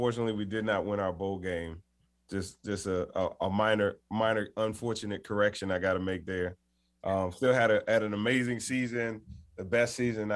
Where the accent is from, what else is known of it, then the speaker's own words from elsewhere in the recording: Washington, District of Columbia, United States; I grew up in Washington, D.C.